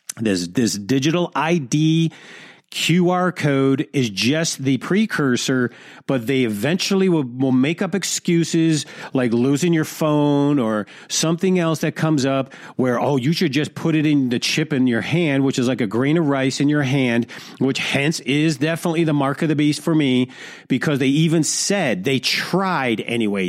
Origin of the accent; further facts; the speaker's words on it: Detroit, Michigan, United States; the hood of Detroit, which is my hometown